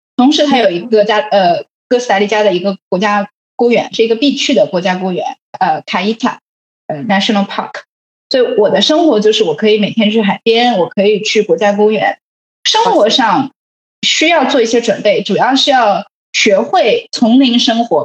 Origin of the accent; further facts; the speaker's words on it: Shanghai, China; moved away; 其实你知道作为一个上海人